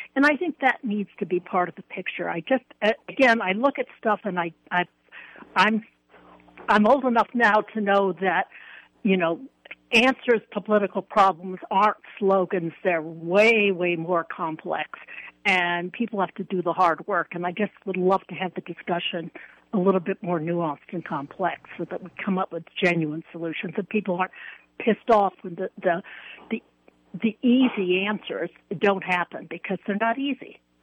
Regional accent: New York, United States; now in New Mexico, United States; I was originally from New York

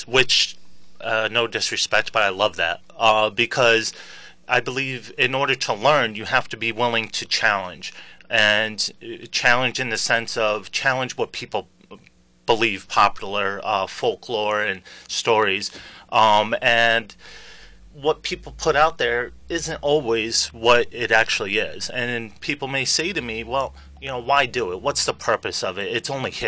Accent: Stafford Springs, Connecticut, United States; also born or lived in Sicily; I grew up in Stafford Springs and up and down eastern Connecticut.

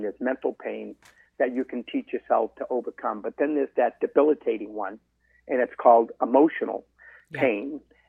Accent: Medford, Massachusetts, United States; boy growing up in Medford, right outside, obviously, of Boston

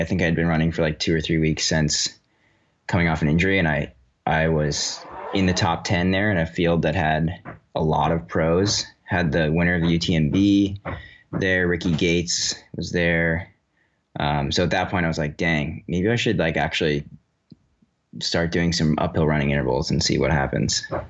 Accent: Woodstock, Vermont, United States; also born or lived in Western Massachusetts; I grew up in Woodstock, Vermont, not too far away from the White Mountains

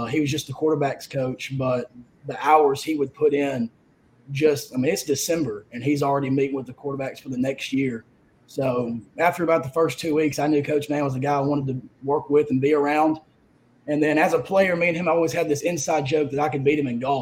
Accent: Huntsville, Alabama, United States; I'm from Huntsville, Alabama. I went to Buckhorn High School. Grew up a coach's kid.

